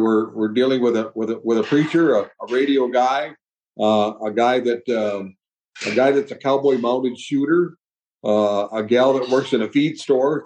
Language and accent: English; Michigan, United States; also born or lived in Ohio; now in Texas, United States; I grew up on a farm in Michigan